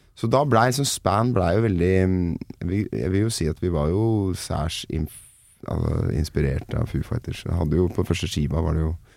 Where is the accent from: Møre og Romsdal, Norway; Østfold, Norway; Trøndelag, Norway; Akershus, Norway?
Akershus, Norway; Nittedal; for meg som er fra eh, langt sør i Nittedal